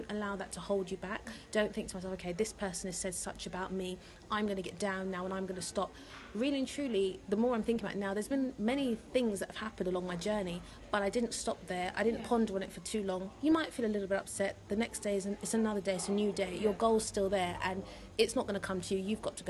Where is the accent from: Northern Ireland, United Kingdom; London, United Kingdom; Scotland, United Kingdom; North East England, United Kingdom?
London, United Kingdom; And she was from North London, I'm from South, so it was weird that we stumbled across each other.